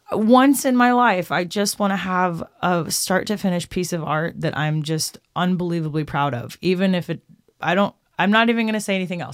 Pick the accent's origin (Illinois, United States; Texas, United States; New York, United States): Texas, United States; Austin; now in Nashville, United States; I'm from Austin, Texas, and I've been in Nashville 13 years, but I grew up on rock music.